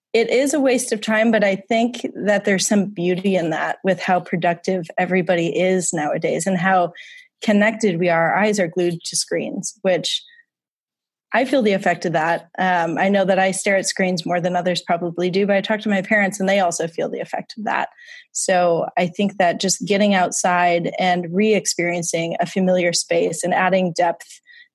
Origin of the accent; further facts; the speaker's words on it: Wisconsin, United States; moved away as an adult; now in New York, United States; growing up in the Midwest, we did a lot of Sunday drives.